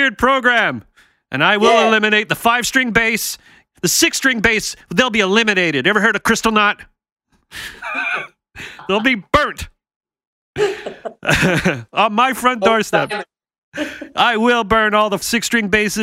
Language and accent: English; Canada; I'm from Canada